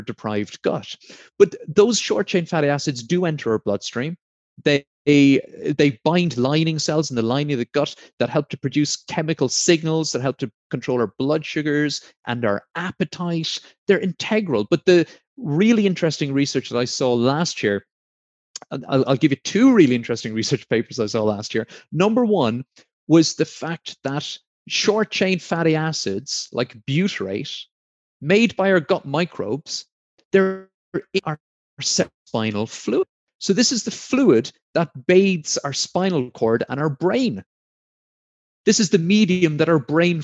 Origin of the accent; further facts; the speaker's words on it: Blarney, Munster, Ireland; also born or lived in Sheldon, Devon, England; now in Devon, United Kingdom; I'm from Blarney in County Cork.